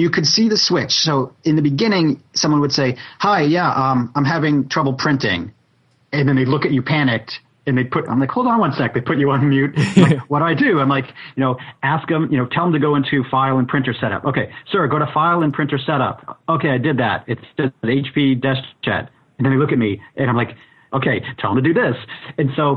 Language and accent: English; Boston, Massachusetts, United States; I grew up in Boston